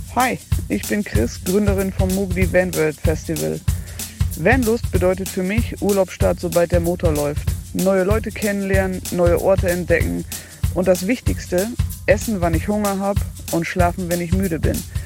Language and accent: German; Austria; bei uns in Österreich